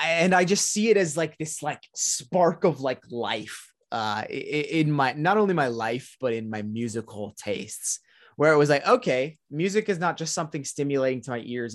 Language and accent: English; Orange County, California, United States; I grew up and born and raised in Orange County, California